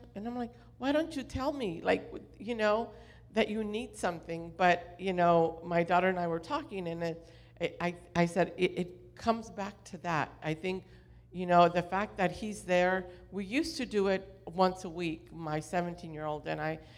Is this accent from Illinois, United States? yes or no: no; Orange County, California, United States; I grew up in Orange County